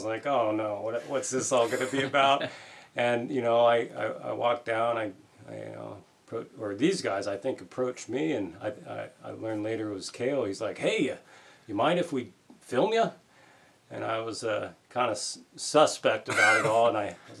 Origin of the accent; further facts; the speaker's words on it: Anchorage, Alaska, United States; Growing up in Anchorage, it was pretty underground club back then